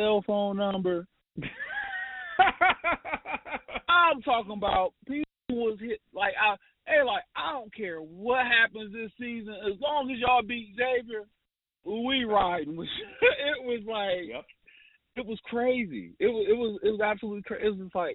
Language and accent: English; Columbus, Ohio, United States; my hometown, you know, Ohio State.